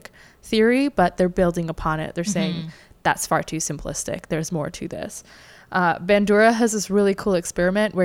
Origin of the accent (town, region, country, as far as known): Canada